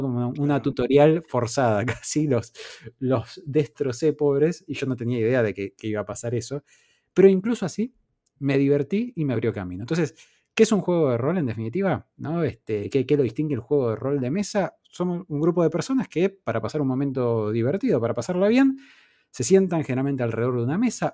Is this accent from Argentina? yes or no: yes; Argentina; en nuestra infancia no se conseguían juegos originales acá en Argentina